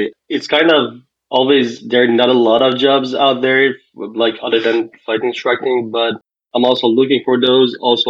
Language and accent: English; Iran; now in Cincinnati, United States; I'm from Cincinnati, Ohio, United States, and I'm originally from Iran.